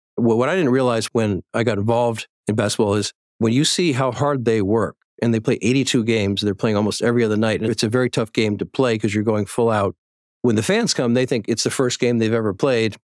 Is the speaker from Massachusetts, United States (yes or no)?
yes; Boston, Massachusetts, United States; born or raised there